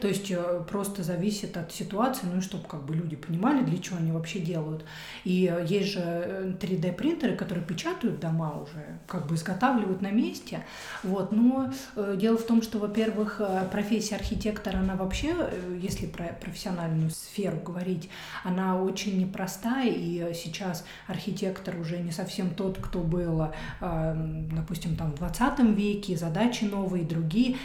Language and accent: Russian; Kaluga, Kaluga Oblast, Russia; moved away as an adult; also born or lived in Moscow, Russia / Stockholm, Sweden / Thailand; now in Germany; я родилась в Калуге, город Калуга